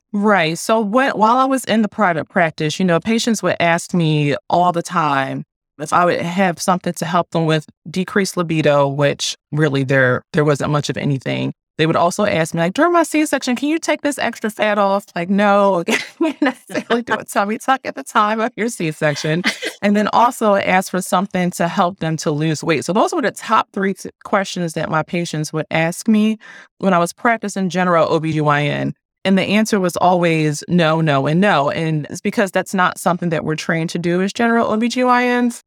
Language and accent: English; Philadelphia, Pennsylvania, United States; moved away; also born or lived in Annapolis, Maryland; I'm from Philadelphia